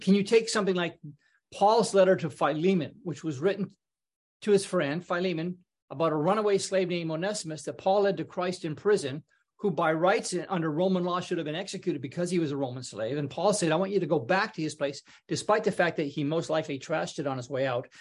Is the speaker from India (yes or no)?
no; British Columbia, Canada; moved away as an adult; also born or lived in Toronto, Canada; I grew up in Canada